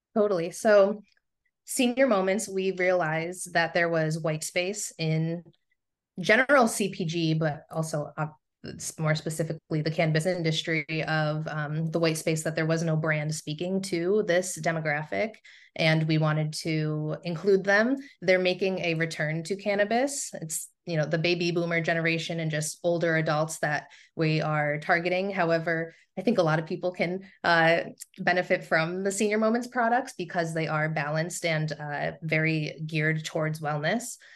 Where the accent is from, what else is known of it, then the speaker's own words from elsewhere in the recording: Southern Tier, upstate New York, United States; now in Rochester, United States; my native region of upstate New York is the Southern Tier